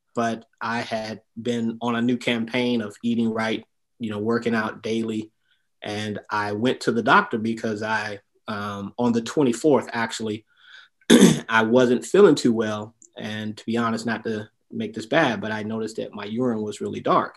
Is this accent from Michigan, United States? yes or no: yes; Detroit, Michigan, United States; I'm originally from Detroit, Michigan